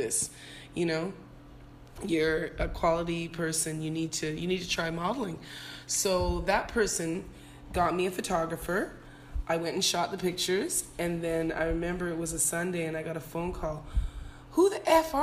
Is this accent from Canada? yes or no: yes; Toronto, Ontario, Canada; moved away as an adult; also born or lived in Jamaica / England; now in Anguilla; I moved from Jamaica when I was one, then I moved to Canada, I moved to England, then I moved from England to Canada when I was five